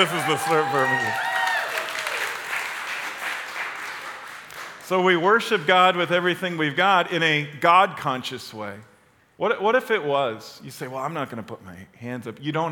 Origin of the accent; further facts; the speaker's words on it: Chicago, Illinois, United States; I'm from Chicago